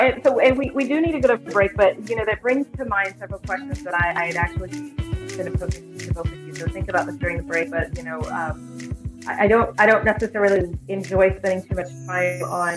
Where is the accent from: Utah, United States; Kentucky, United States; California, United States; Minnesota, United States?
California, United States; moved away; I was born and raised in California, so that's my home, my original first home